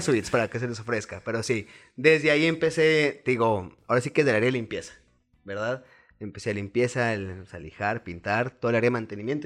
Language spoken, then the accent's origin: Spanish; Chihuahua, Mexico; Nací aquí en Chihuahua, Chihuahua, tengo 29 años